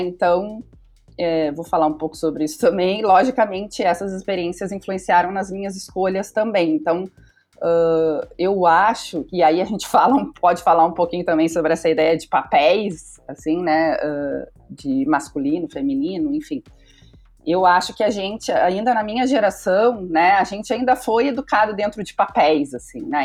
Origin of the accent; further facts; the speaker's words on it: Pelotas, Rio Grande do Sul, Brazil; Eu sou nascida numa cidade do interior do Rio Grande do Sul, eu sou de Pelotas